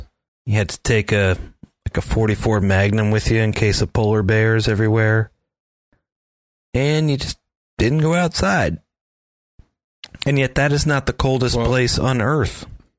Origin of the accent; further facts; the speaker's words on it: the Poconos, Pennsylvania, United States; I grew up in the Poconos